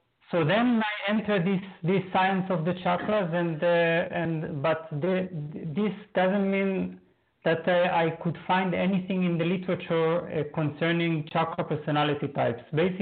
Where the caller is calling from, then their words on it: Berlin, Germany; Berlin, Germany.